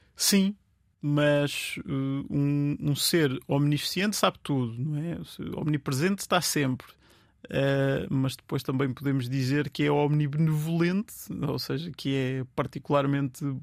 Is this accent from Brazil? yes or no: no; Vieira de Leiria, Centro, Portugal; moved away; eu sou de Leiria e, e gosto muito, sou da Vieira de Leiria, gosto muito, volto lá montes de vezes